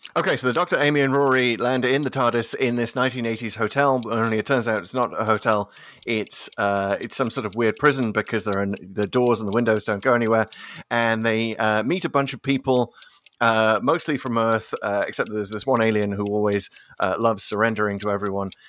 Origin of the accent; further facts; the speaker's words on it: United Kingdom; growing up in Britain in the eighties